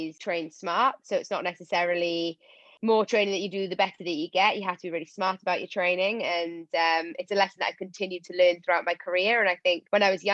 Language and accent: English; Wales, United Kingdom; I'm obviously Welsh